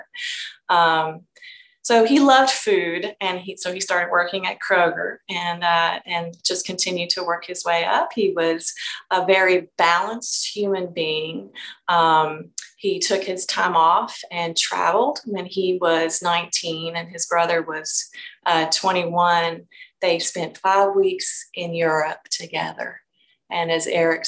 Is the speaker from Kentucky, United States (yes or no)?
yes; Frankfort, Kentucky, United States; I'm from Frankfort, which is the state capital of Kentucky